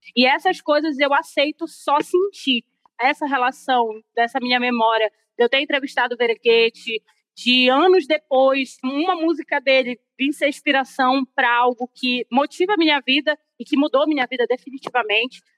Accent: Belém, Pará, Brazil; eu sou paraense, belenense

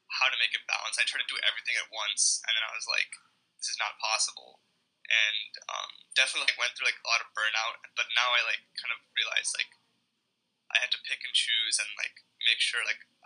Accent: India; now in United States; I was born in India.

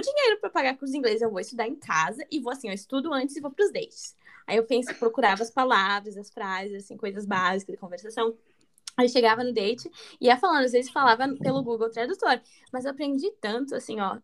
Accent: Rio Grande do Sul, Brazil; eu sou do sul do Brasil, eu sou de. Eu esqueci de falar essa parte, eu sou do Rio Grande do Sul

